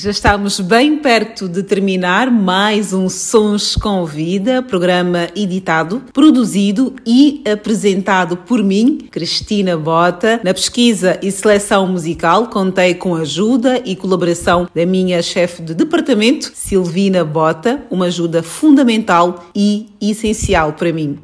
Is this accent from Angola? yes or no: yes; Luanda, Luanda Province, Angola; minha infância em Luanda